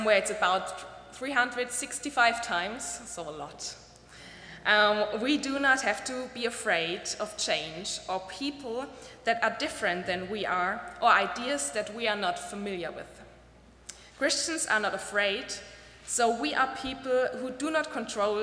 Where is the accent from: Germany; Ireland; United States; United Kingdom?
Germany; I'm from Germany, and I and the generation of my parents, we were raised not to be proud being German